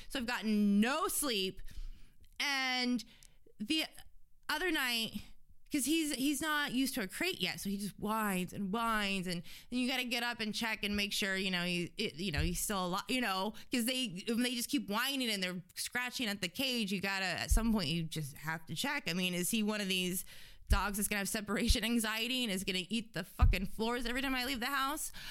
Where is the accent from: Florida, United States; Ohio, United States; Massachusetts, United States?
Florida, United States; Fort Lauderdale; I grew up in Fort Lauderdale